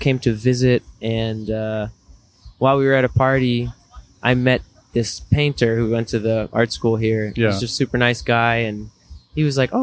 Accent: United States; also born or lived in Japan; I spent so much time growing up in America

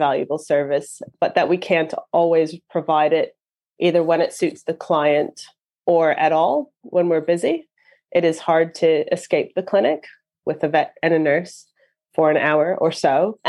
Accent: Canada; now in New Zealand; Yeah, it's funny now because my accent sounds odd here and my accent sounds odd at home as well. So I don't really fit in anywhere anymore. But yeah, so I'm from Canada.

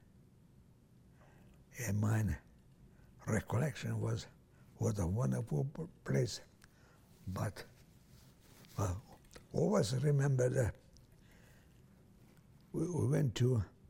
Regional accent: Transylvania, Romania; English is a second language; moved away as an adult; also born or lived in Italy; I was born in Hungary, in Romania, Hungarian

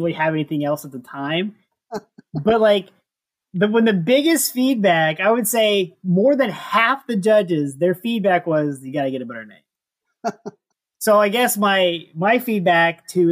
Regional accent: St. Louis, Missouri, United States; I'm from St. Louis

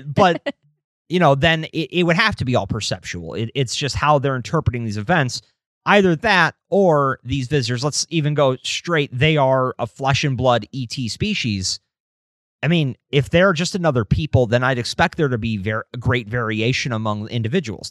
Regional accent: United States; I'm an American

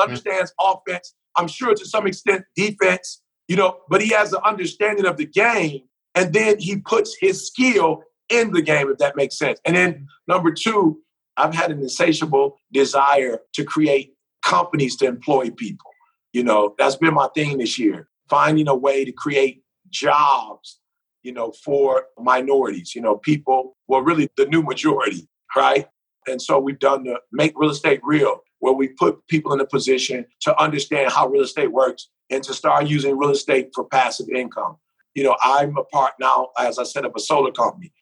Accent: Detroit, Michigan, United States; growing up in Detroit, I was a music head

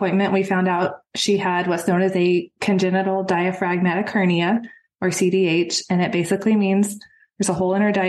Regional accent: Texas, United States; moved away as an adult; now in Georgia, United States; I'm originally from Texas. We moved to Georgia about 3 years ago

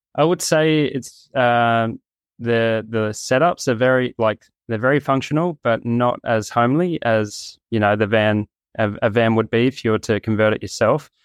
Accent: Gold Coast, Queensland, Australia; moved away; I'm from the Gold Coast in Australia

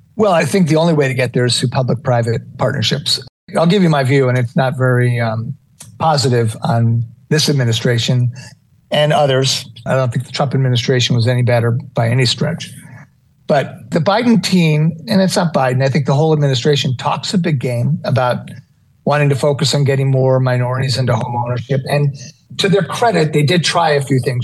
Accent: New York City, New York, United States; moved away; I'm a New York City kid. I was born in Manhattan

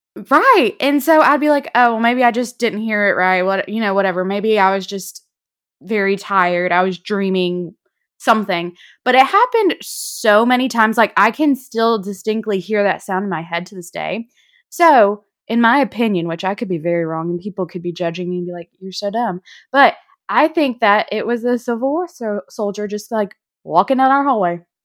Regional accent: North Alabama, United States; we grew up in North Alabama

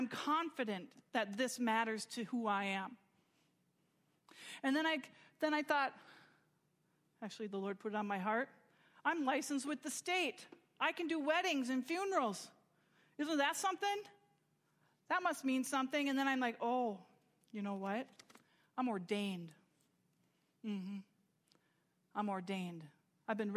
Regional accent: United States; I'm proud to be American and I'm grateful for it

